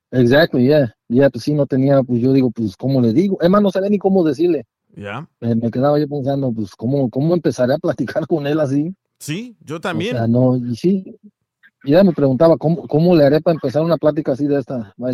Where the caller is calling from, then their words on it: Hayward, California, United States; de acá de, Hayward, en el área